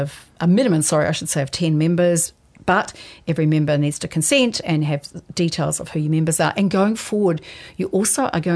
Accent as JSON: {"language": "English", "region": "Taranaki", "country": "New Zealand", "moved": "yes", "said": "I'm originally from Taranaki"}